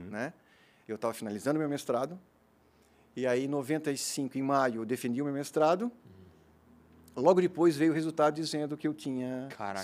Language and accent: Portuguese; Blumenau, Santa Catarina, Brazil; also born or lived in Gaspar / Florianópolis; eu nasci em Gaspar, né? Uhum. Fiz todos os meus estudos aqui em Blumenau. Né? Eu vim para cá fazer minha quinta série no Santo Antônio, fiquei até o terceirão aqui